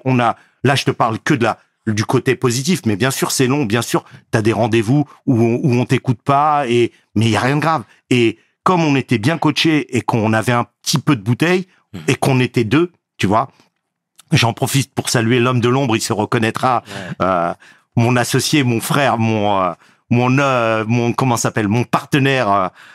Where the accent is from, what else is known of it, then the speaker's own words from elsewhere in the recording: Garges-lès-Gonesse, Île-de-France, France; J'ai grandi à Garges-Gonesse, dans le quartier de Dame-Blanche-Nord, communément appelé la zone 4